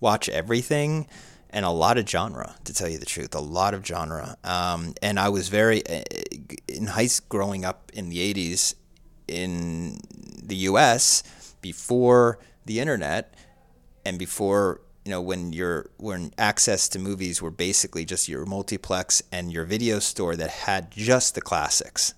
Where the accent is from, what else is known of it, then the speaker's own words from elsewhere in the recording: Somerset County, New Jersey, United States; born and raised in suburbia, U S A and New Jersey